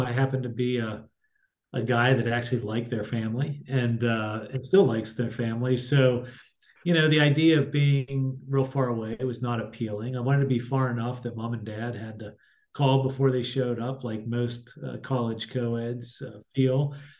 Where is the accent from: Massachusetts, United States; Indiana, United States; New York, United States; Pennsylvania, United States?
Pennsylvania, United States; Pittsburgh; moved away; I'm born and raised in Pittsburgh, Pennsylvania. That's where I herald from.